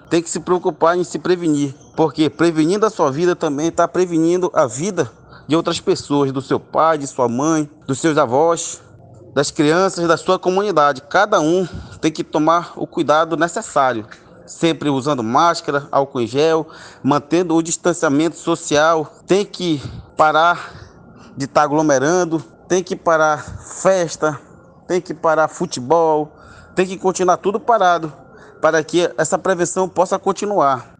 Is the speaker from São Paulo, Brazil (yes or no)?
no; Alvarães, Amazonas, Brazil; sou da Prelazia de Tefé, do Médio Solimões, da paróquia São Joaquim, da cidade de Alvarães